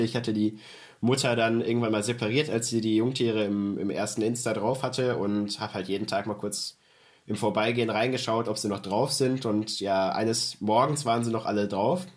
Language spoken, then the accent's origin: German; Germany; Bei uns in Deutschland